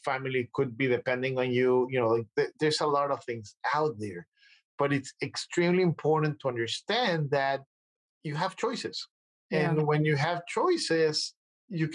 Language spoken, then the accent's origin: English; Mexico; moved away as an adult; now in United States; I'm coming from Mexico. I'm fluent in a couple of languages.